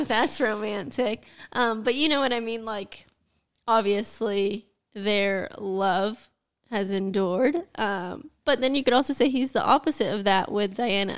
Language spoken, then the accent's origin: English; United States; I am an American